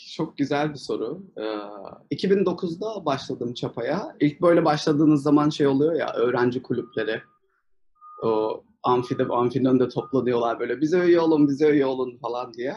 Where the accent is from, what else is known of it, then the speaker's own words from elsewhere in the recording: Mersin, Turkey; moved away as an adult; also born or lived in Istanbul; ben Mersinliyim. Liseyi Mersin'de okudum.